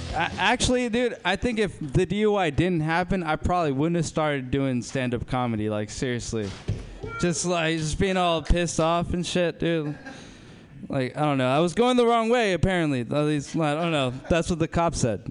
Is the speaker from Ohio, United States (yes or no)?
no; Berkeley, California, United States; I grew up in South Berkeley